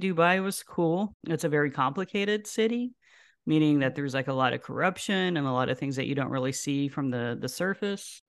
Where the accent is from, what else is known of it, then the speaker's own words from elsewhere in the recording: Houston, Texas, United States; also born or lived in Lubbock, Texas; now in Austin, United States; moved to Houston, that's where her, her mom was. Spent the remainder of my childhood there and graduated from high school, from Kingwood